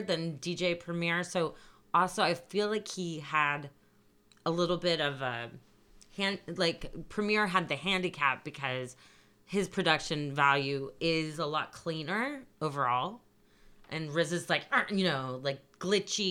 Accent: California, United States; moved away; also born or lived in East Coast / New York; I'm from California to begin

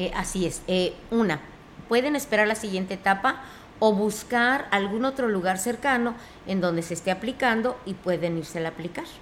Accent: Mexico

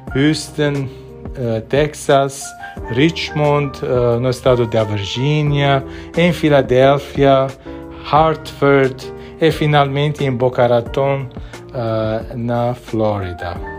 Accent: Beirut, Beirut Governorate, Lebanon; now in Brazil; Nasci em Beirute, no Líbano, que vivia uma guerra civil.

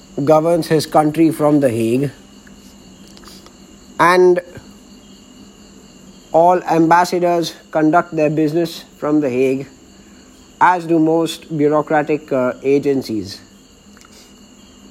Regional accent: Bangalore, Karnataka, India; My hometown of Bangalore happens to be the most important city and the capital of Karnataka

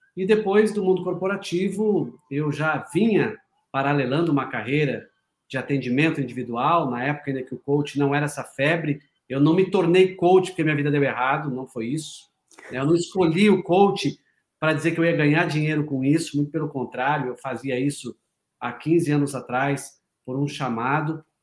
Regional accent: Paraná, Brazil; eu sou paranaense, mas trabalho muito em São Paulo

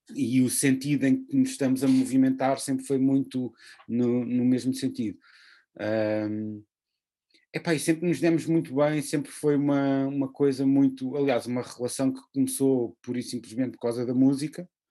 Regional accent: Portugal; sendo português

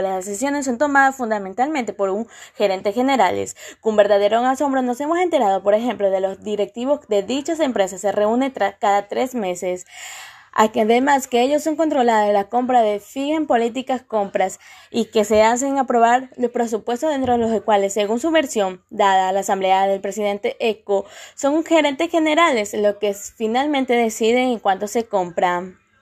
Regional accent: Ecuador; somos ecuatorianos

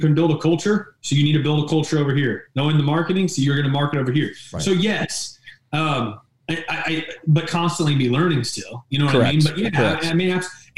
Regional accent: St. Joseph, United States; 25 years plus in San Joe, my hometown.

